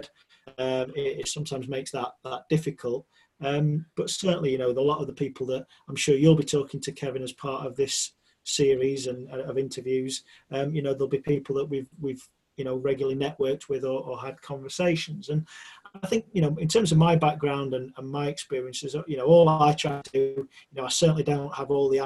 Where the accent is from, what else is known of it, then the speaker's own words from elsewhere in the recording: Sheffield, Yorkshire and the Humber, United Kingdom; as a young boy growing up in Sheffield, where I was from